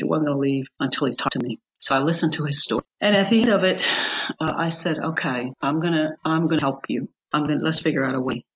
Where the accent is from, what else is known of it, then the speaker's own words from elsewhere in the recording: United States; as an American